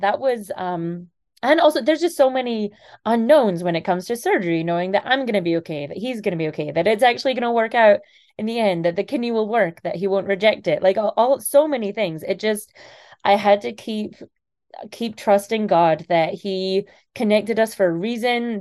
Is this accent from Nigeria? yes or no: no; Scotland, United Kingdom; moved away; I'm originally from Scotland